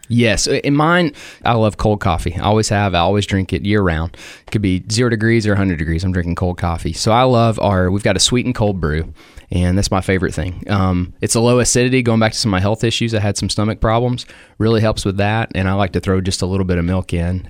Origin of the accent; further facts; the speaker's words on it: Cookeville, Tennessee, United States; growing up in Cookville